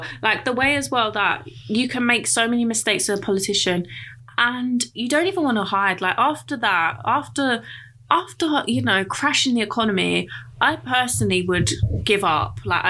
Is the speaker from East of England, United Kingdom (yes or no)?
yes; Essex, East of England, United Kingdom; where I live, and I grew up in Essex, because it's right next door to London